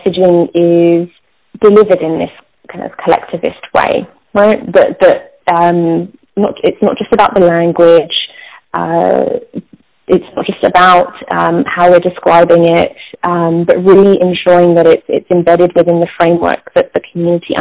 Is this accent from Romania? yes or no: no; England, United Kingdom; moved away; we're not called South Asian in England. We're British Asian